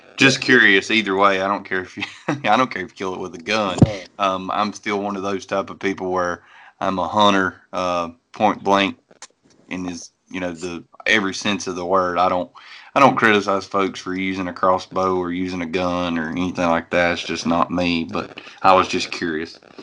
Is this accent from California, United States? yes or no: no; North Carolina, United States; I'm from North Carolina